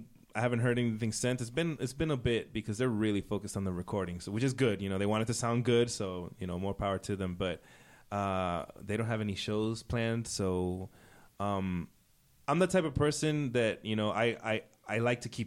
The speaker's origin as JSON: {"language": "English", "country": "United States", "tie": "born or raised there", "said": "I was born American, born and raised here. My family is Ecuadorian."}